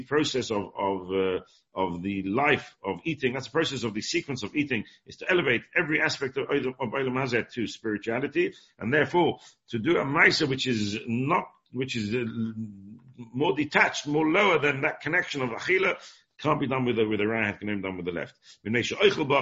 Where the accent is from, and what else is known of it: England, United Kingdom; born or raised there